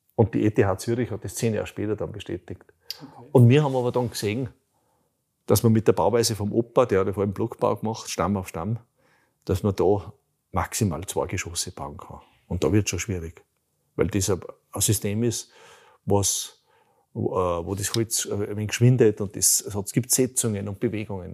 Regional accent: Bruck an der Großglocknerstraße, Salzburg, Austria; also born or lived in Radstadt / Lower Austria; ich bin, ich bin im Bruck an der Glucknerstraße aufgewachsen, in Rottstock geboren

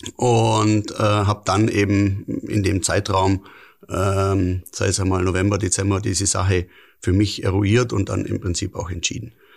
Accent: Lindau, Bavaria, Germany; bin Urlindauer

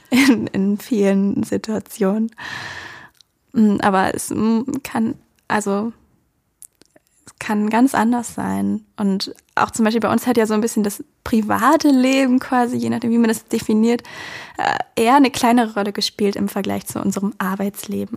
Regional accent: Germany; also born or lived in Georgia; weil ich halt einfach Deutsche bin, als Deutsche dorthin gegangen bin

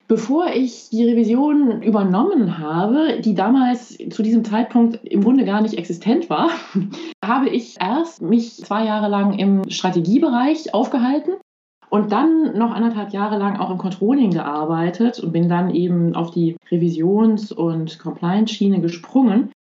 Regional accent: Belgium; first language German; now in Luxembourg; Ich bin in Belgien aufgewachsen

